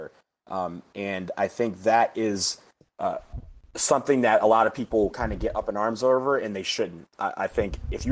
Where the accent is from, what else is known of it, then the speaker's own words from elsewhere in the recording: Michigan, United States; I was born and raised in Michigan